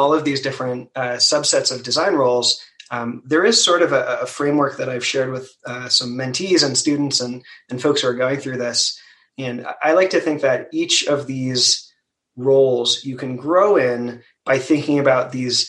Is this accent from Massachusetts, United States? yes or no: no; Maryland, United States; I'm from Maryland